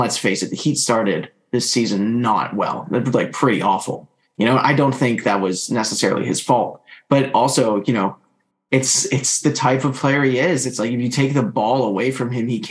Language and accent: English; Canada; obviously I'm Canadian